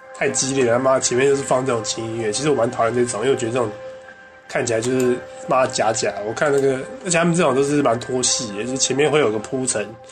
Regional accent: Taiwan; 我们台湾人过新年是最重要的

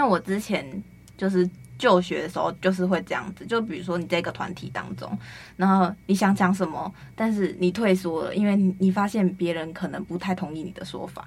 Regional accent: Penghu County, Taiwan; moved away; 就我可能回去澎湖的时候

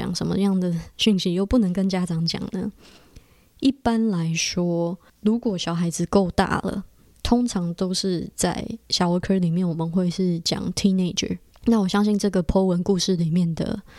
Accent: Taiwan; now in Canada; 我是在加拿大，我不是加拿大的原住民，我也不是。好几代都在加拿大的白人，我就是一个从台湾来移民到加拿大的移民家庭

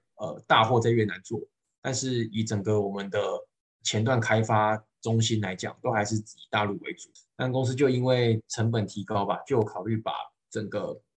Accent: Changhua, Changhua County, Taiwan; moved away as an adult; also born or lived in Taipei, Taiwan; now in Guangdong, China; 我不是台北人，我彰化人，等于我是北上，北上工作

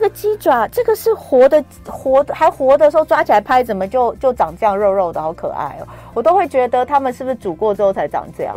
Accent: Taipei, Taiwan; 因为我是台北人

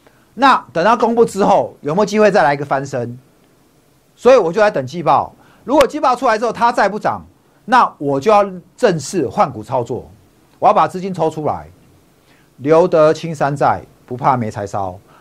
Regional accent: Taipei, Taiwan; also born or lived in Hsinchu; 我是台北长大的，我在台北夜市长大的。好，我从小是夜市人生的生活。我大学去读清大，我就在新竹了。

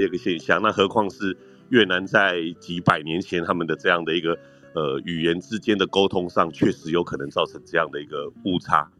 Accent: Penghu County, Taiwan; 因为我自己是澎湖人

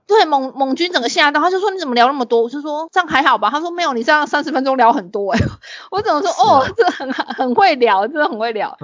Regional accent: Tainan, Taiwan; 我们台南人就是这样子

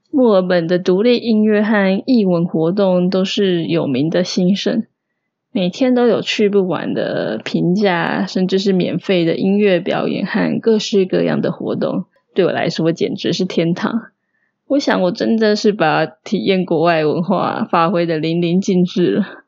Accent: Taiwan; moved away as an adult; now in Melbourne, Australia; 偶尔也会想念跟台湾人讲中文

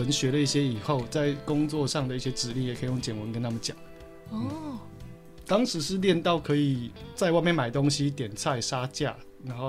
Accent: Taiwan; accent: Taiwanese accent (in English); 我们的英文有台湾腔

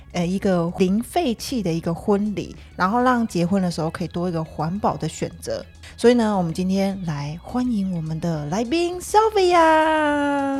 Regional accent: Taiwan; 因为身为一个台湾人

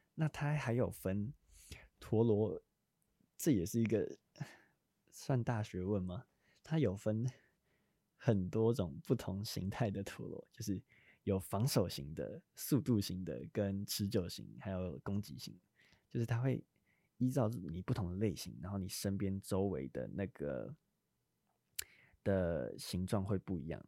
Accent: New Taipei, Taiwan; 我新北人，我们那边是，我们学校是都叫豆盘

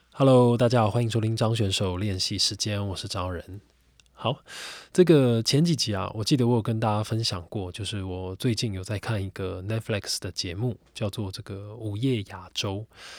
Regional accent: Xinzhuang, New Taipei, Taiwan; 我在新庄长大，那我对新庄好比说南京庄，好比说新庄老街这边，此有功，等等

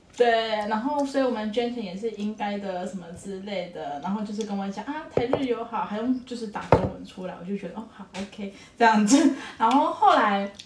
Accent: Taiwan; moved away as an adult; now in Japan; 我是台湾人的身份

